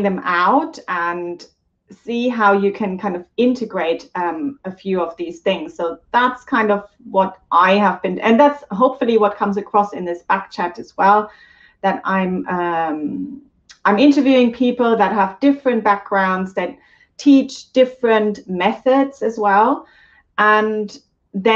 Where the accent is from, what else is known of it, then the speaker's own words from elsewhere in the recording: Germany; I'm German, so I'm saying it in the German pronunciation